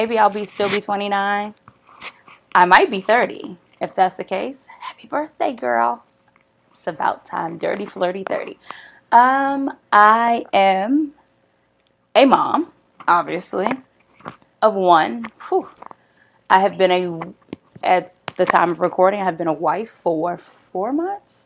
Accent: Prince George's County, Maryland, United States; also born or lived in Washington, D.C.; I moved to PG. I was in 5th grade

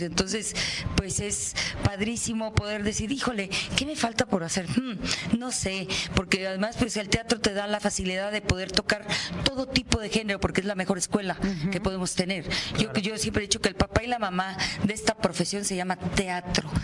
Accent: Nuevo León, Mexico; del estado donde yo nací, que es Nuevo León

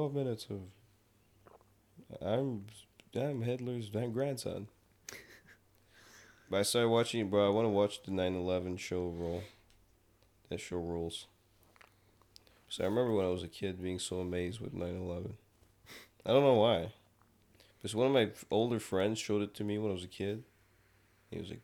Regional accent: Quebec, Canada; I was from Quebec

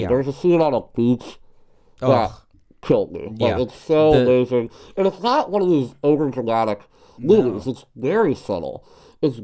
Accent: Pittsburgh, Pennsylvania, United States; I'm from Pittsburgh.

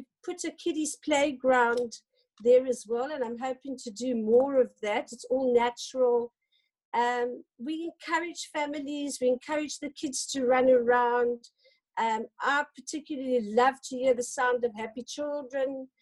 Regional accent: Paarl, Western Cape, South Africa; I grew up on Fairview Wine Estate

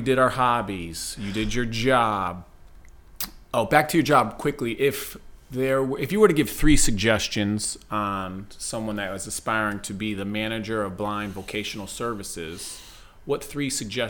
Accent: Waterbury, Connecticut, United States; Yeah, again, I'm from Waterbury.

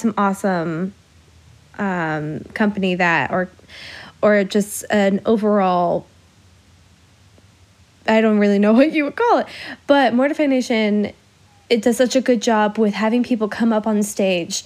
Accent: Illinois, United States; accent: Midwest; I'm from Illinois. My Midwest accent is going to pop out at times

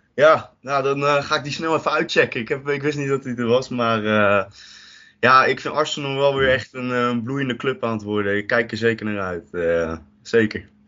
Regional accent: Rotterdam, South Holland, Netherlands; Ik ben ook een echte Rotterdammer.

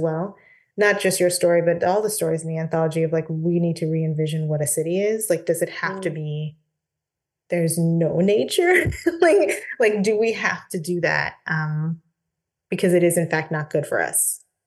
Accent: Portland, Oregon, United States; moved away; I grew up in Portland, Oregon, which is in the mm. northwestern part of the US

